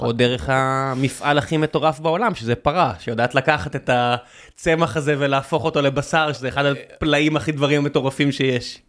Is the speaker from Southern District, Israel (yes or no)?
yes; Beersheba, Southern District, Israel; moved away; כבאר שבעי, אני ב- לשעבר, אני תמיד, אתה יודע, כמי שנולד שם